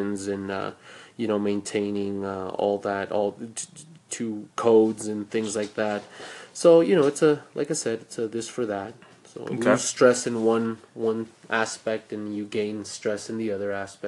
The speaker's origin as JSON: {"language": "English", "country": "Australia", "said": "As being an Australian in Australia"}